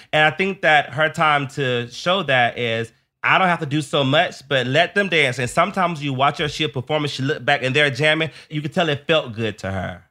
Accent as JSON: {"language": "English", "region": "the South", "country": "United States", "tie": "born or raised there", "said": "a child growing up in the Southern church"}